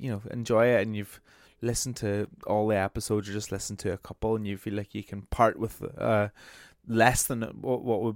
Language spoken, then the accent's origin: English; Brighton, South East England, United Kingdom; from Brighton, my hometown